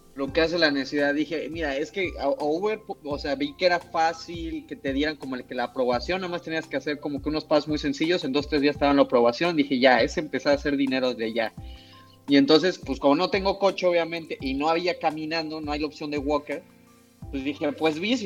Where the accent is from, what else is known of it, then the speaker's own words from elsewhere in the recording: Mexico; moved away as an adult; now in Canada; yo como cocinero mexicano